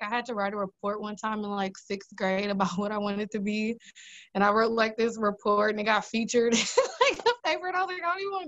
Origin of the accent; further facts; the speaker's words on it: Brown Deer, Wisconsin, United States; From Milwaukee, yeah.